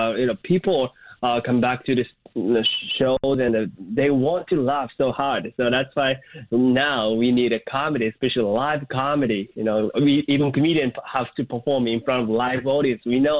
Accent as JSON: {"language": "English", "country": "Japan", "tie": "born or raised there", "moved": "as an adult", "lives_now": "Chicago, United States", "said": "I was born and raised in Japan, and I moved to Chicago to chase my dream as a comedian 7 years ago."}